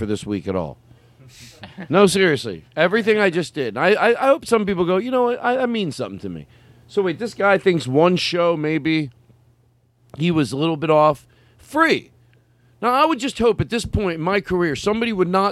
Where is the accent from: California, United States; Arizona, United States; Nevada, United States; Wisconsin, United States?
Arizona, United States; I grew up in Arizona.